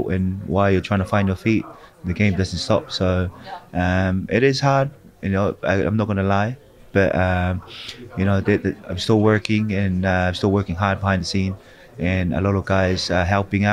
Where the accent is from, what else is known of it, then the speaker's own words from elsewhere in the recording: New Zealand; also born or lived in Tonga; as Kiwi as well